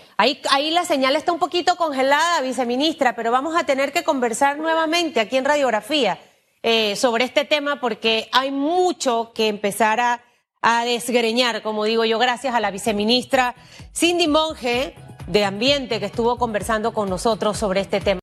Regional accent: Chiriquí, Panama; Yo soy chiricana, mi papá es boqueteño

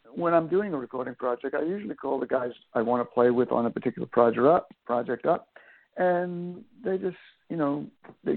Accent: Long Island, New York, United States; When I was growing up on Long Island and New York

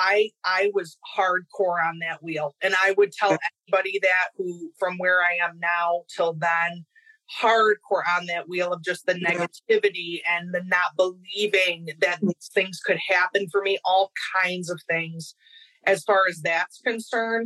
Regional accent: Rochester, New York, United States; I am from Rochester, New York

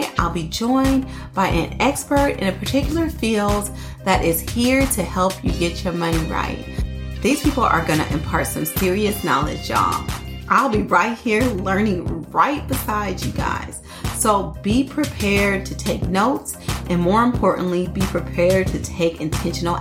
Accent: Oakland, California, United States; I grew up in West Oakland

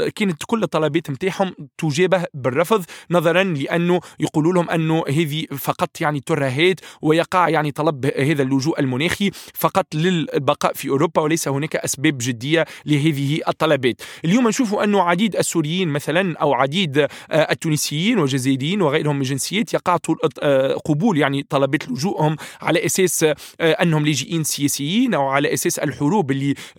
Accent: Tunisia; أنا كتونسي

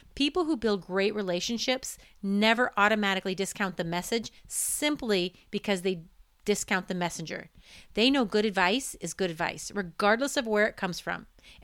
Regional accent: Indiana, United States; now in Oregon, United States; I went to Penn High School before moving to Oregon.

